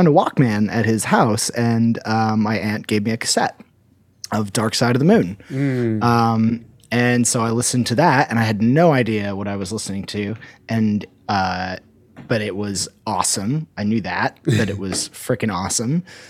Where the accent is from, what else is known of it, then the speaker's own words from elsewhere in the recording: Columbus, Ohio, United States; moved away; also born or lived in Akron / Florida / Utah / Idaho; So I was born in Akron. I grew up in Columbus, family in Cleveland. Then my family moved to, like when 2008 happened, my family ended up moving to Florida for my dad to get a new job.